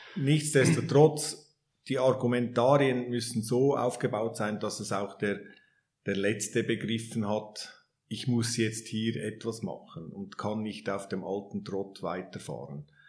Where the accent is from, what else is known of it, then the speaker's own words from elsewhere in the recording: Switzerland; wir als Schweizer